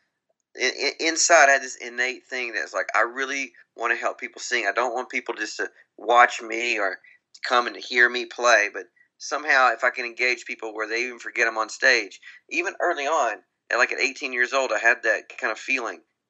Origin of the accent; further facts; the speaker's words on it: Grand Saline, Texas, United States; I grew up in a very small little town in Texas. I'm from East Texas, and a town of about 2,000 people, and called Grand Saline, Texas.